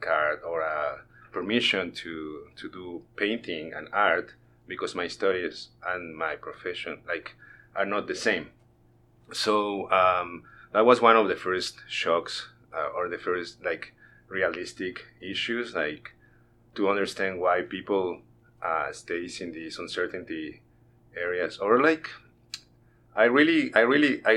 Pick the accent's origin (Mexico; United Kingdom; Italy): Mexico; Mexico City; English is a second language; moved away as an adult; now in Northwest Arkansas, United States; I grew up in Mexico City